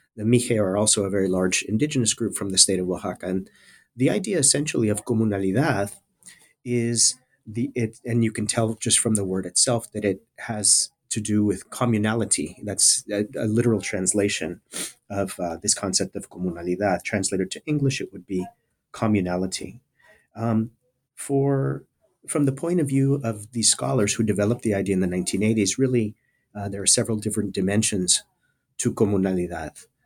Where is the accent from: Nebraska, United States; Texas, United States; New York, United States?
Texas, United States; South Texas border area, United States; moved away as an adult; also born or lived in California; I'm originally from the South Texas border area. Uh, I grew up in a small town uh, at the very southern tip of the state of Texas